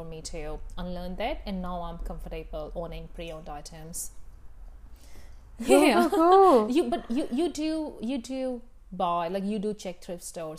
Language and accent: English; India; moved away as an adult; now in New Zealand; I grew up in India, right?